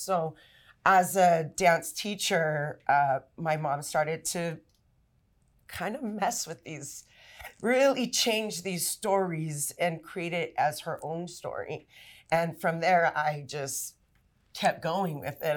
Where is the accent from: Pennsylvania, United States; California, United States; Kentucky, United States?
California, United States; Los Angeles; also born or lived in La Puente, California; I grew up in East Los and my parents were also from here